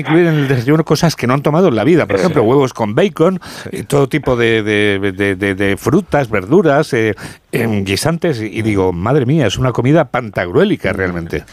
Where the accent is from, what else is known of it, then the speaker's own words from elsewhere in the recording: Spain; Yo como español que desayuna de pie